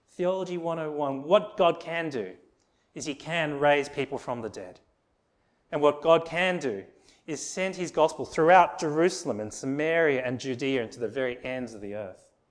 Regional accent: Sydney, New South Wales, Australia; I was born in Australia

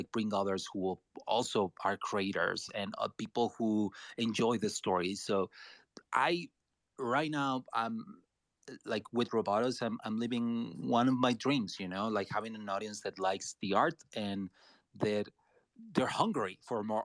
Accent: Mexico; I'm Latino. I'm from Mexico

